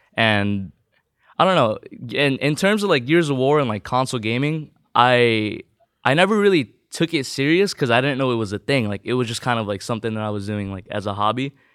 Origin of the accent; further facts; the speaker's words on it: Southern California, United States; first language Tagalog; English is a second language; also born or lived in Philippines; I moved here when I was, uh, around three, four years old?